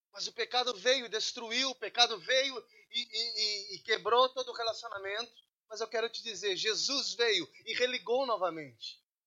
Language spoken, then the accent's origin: Portuguese; Brazil; moved away; Sou brasileiro